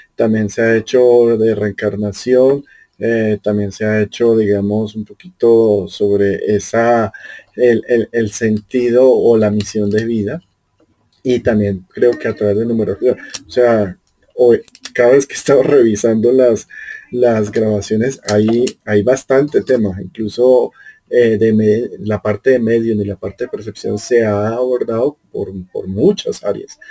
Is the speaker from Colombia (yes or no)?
yes; Colombia; yo soy colombiano, vivo aquí en Sudamérica